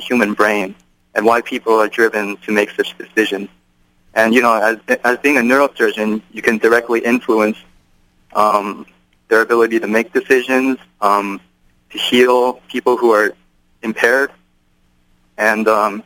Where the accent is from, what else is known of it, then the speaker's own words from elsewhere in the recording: Irvine, California, United States; moved away as an adult; now in Cambridge, United States; I hail from Irvine, California, actually, and I went to the same high school as Nathan Tang